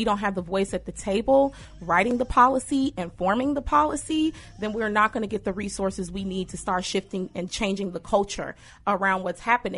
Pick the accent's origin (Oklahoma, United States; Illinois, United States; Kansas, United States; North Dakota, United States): Illinois, United States; Chicago; I was born in Austin, raised in Austin.